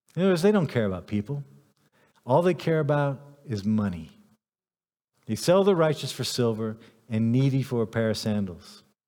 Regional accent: United States; I'm an American

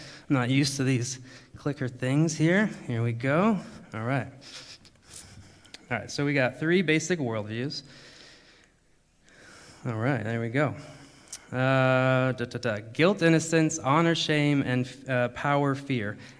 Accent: United States; moved away as an adult; also born or lived in Thailand; now in Germany; I'm from America

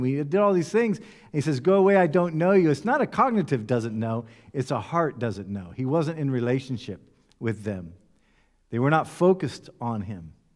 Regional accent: United States; moved away; I come from the United States

